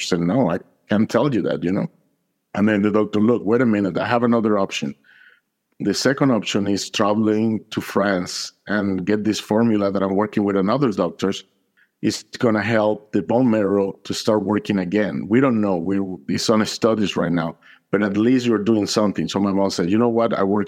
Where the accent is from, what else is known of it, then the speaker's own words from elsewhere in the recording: Caracas, Capital District, Venezuela; now in United States; I'm from Caracas, Venezuela. I moved to the States more than 25 years ago. I was raised in a Catholic family.